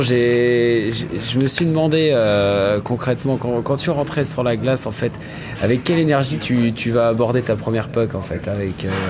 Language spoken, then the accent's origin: French; France; je suis français